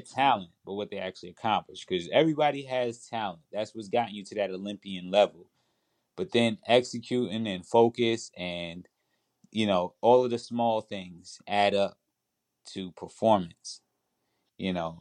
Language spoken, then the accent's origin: English; New York, United States; I was in the inner city, man, the, the part of New York